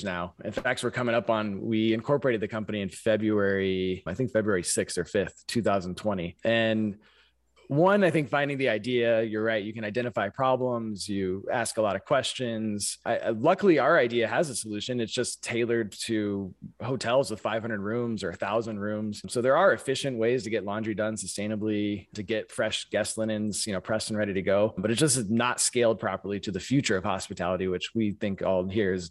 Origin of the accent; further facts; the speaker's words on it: San Francisco Bay Area, California, United States; moved away as an adult; now in Milwaukee, United States; I grew up in the San Francisco Bay Area